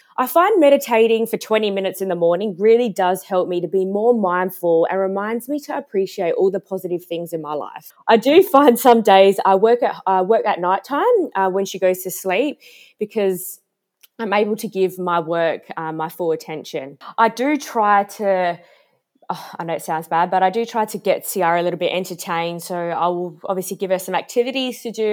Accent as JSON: {"language": "English", "town": "Adelaide", "region": "South Australia", "country": "Australia", "said": "I'm from Adelaide"}